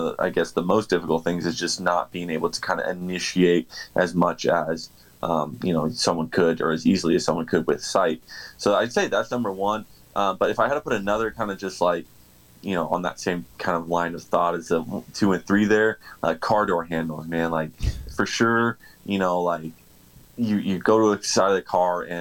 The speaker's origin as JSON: {"language": "English", "region": "Southern California", "country": "United States", "tie": "born or raised there", "said": "being born and raised in Southern California"}